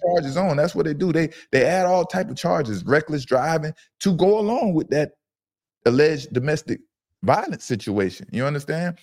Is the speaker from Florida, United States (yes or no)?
yes; Fort Lauderdale, Florida, United States; I'm from Fort Lauderdale, Broward County